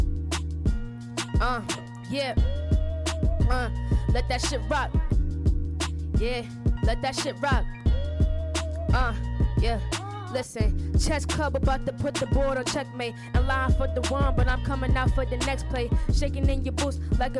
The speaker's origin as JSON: {"language": "English", "town": "Boston", "region": "Massachusetts", "country": "United States", "said": "I'm from Boston, Massachusetts"}